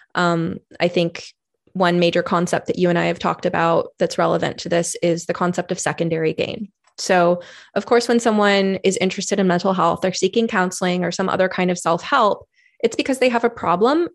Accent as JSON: {"language": "English", "region": "California", "country": "United States", "moved": "as an adult", "lives_now": "Oregon, United States", "said": "I was originally from California"}